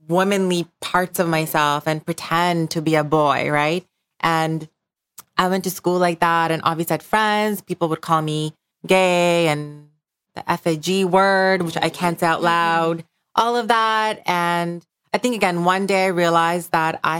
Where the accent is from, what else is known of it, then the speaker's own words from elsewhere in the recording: Bangladesh; moved away; I grew up in Bangladesh